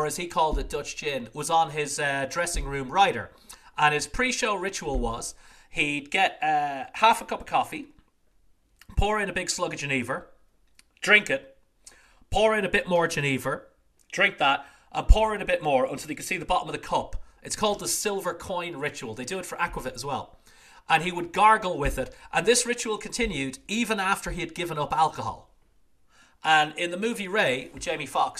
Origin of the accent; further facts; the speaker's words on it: Ireland; also born or lived in Netherlands; now in Portugal; as an Irishman